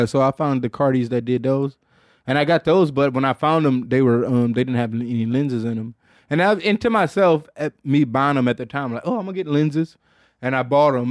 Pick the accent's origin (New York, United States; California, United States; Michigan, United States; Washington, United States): Michigan, United States; Detroit; I'm from Detroit